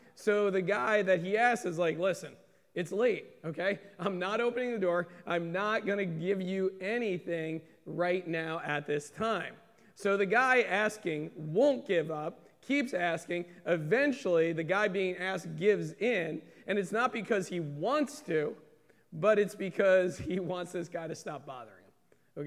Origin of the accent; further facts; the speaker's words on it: United States; being American Christians